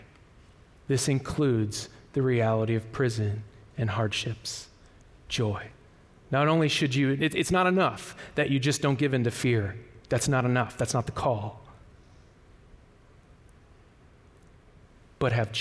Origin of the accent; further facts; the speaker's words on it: Kansas City, Kansas, United States; moved away; I'm from Kansas City. I'm from a place called Wyandotte County